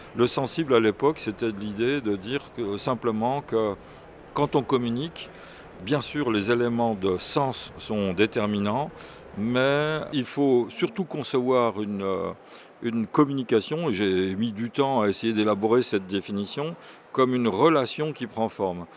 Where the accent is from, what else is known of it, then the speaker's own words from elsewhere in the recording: Burgundy, Bourgogne-Franche-Comté, France; je viens de Bourgogne, je suis né en Bourgogne